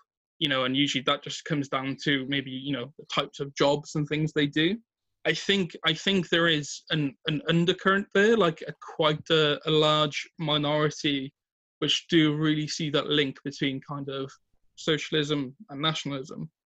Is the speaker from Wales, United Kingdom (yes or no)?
yes; Wales, United Kingdom